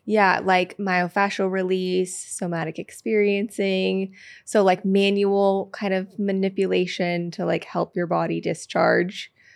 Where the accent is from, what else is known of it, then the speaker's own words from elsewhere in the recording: Petaluma, California, United States; I'm from Petaluma, California, which is like a small ti-, town outside of San Francisco